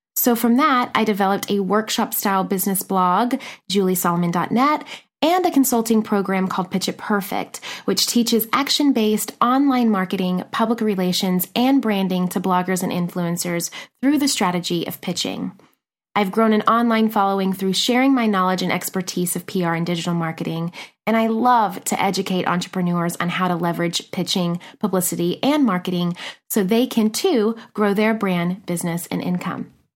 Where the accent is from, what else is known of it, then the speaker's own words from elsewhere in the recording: Nashville, Tennessee, United States; moved away as an adult; also born or lived in McMinnville, Tennessee / New York City; now in Los Angeles, United States; I am originally from a teeny tiny town in Tennessee called McMinnville, but spent the better part of my childhood and teen years growing up in Nashville, Tennessee.